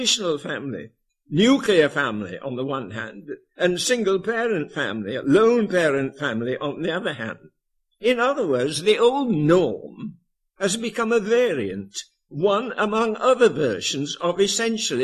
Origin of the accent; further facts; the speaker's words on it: Yorkshire and the Humber, United Kingdom; I was born and brought up in Yorkshire